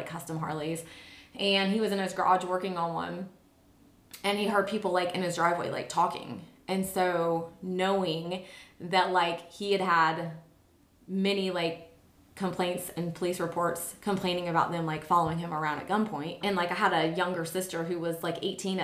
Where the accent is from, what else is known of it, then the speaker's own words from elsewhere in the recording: St. Louis area, Illinois side, United States; moved away as an adult; also born or lived in Florida / Sarasota; now in Nashville, United States; I'm from St. Louis area, but Illinois side, just right across the river from St. Louis.